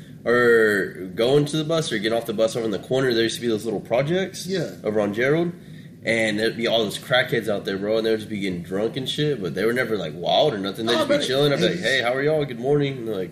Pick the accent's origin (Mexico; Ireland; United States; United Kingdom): Mexico; moved away; I was born in Mexico, bro.